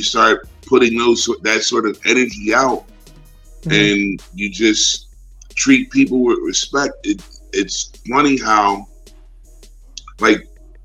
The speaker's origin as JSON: {"language": "English", "town": "Philadelphia", "region": "Pennsylvania", "country": "United States", "moved": "as an adult", "lives_now": "Atlanta, United States", "said": "I came here from Philadelphia 25 years ago"}